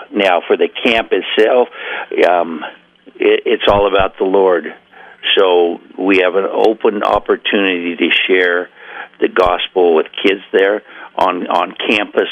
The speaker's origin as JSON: {"language": "English", "town": "Coos Bay", "region": "Oregon", "country": "United States", "tie": "born or raised there", "also_born_or_lived": "Portland, Oregon", "said": "I grew up in Coos Bay."}